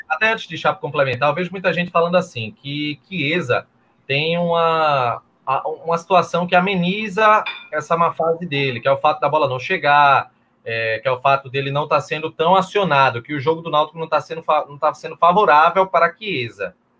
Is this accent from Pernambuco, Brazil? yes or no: yes; Olinda, Pernambuco, Brazil; E em Olinda, a minha terra